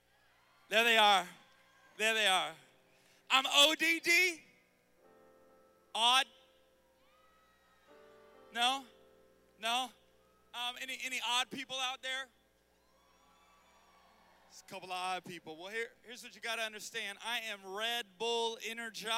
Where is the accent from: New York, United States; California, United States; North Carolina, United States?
North Carolina, United States; Charlotte; I'm from Charlotte, North Carolina